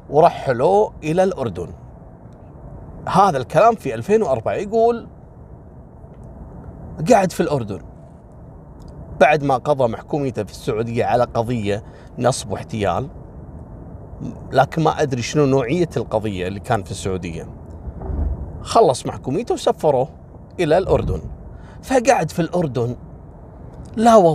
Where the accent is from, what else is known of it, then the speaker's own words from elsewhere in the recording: Kuwait; وكذلك عندنا في الكويت مثل الجهره والحميدي